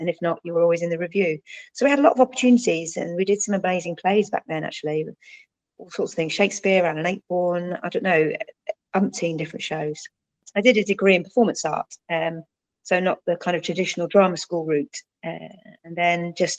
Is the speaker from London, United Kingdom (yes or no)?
yes; Croydon, London, United Kingdom; I was brought up in Croydon, which might not sound lucky to some